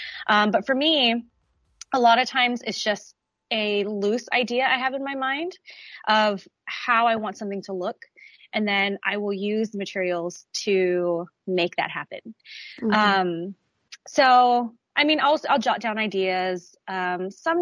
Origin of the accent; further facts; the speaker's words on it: United States; also born or lived in Dallas, Texas; I am an American artist